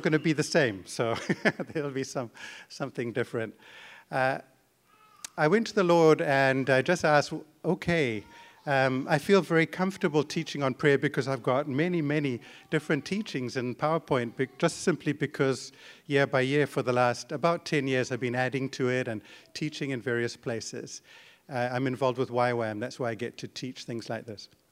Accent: Zimbabwe; moved away as an adult; now in Canada; my wife and I were born in Zimbabwe, and, uh, grew up there

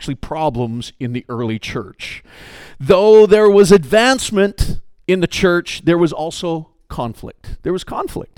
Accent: Canada; I'm Canadian

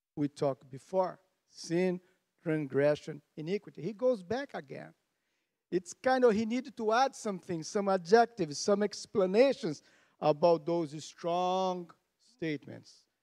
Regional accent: Canada; we are Canadian, tough people.

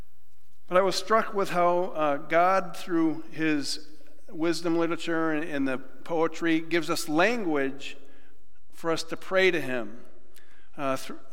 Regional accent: Western New York, United States; moved away; I'm from Western New York

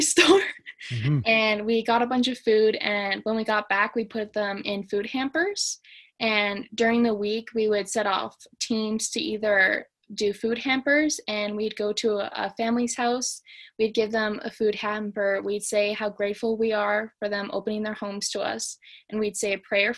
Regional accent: Canada; I'm Canadian. I just stay in Canada.

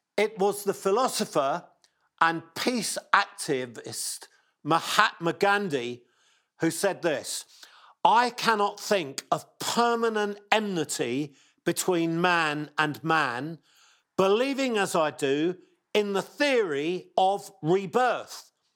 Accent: England, United Kingdom; accent: English; my English accent

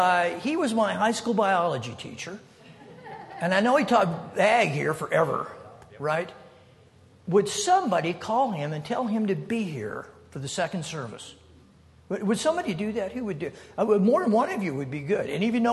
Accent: Wyoming, United States; moved away; I am from Wyoming. I'm from here, yeah. I grew up here. I attended the university. I graduated from the University of Wyoming in 1969.

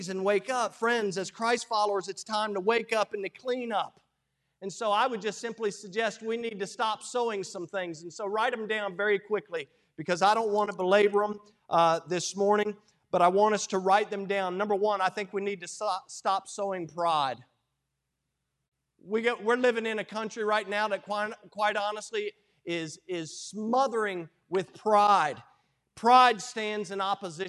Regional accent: United States; I'm as American as they come

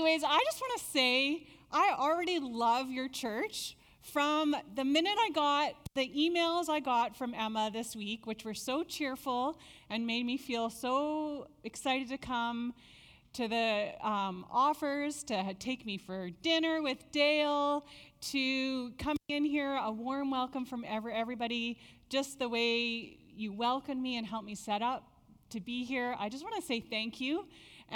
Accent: Nanaimo, British Columbia, Canada; now in Langley, Canada; I grew up in Nanaimo.

